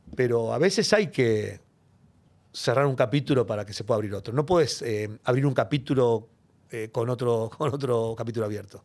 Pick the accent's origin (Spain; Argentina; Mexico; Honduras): Argentina; Buenos Aires; soy una persona muy de barrio, de hecho vivo en el mismo barrio, nací en Villa Devoto, sigo en Villa Devoto